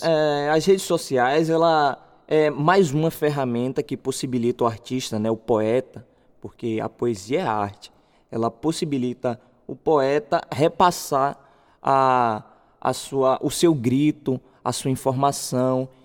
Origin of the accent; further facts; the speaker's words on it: Salvador, Bahia, Brazil; eu sou morador do bairro de Novo Horizonte, ali perto de Sussuarana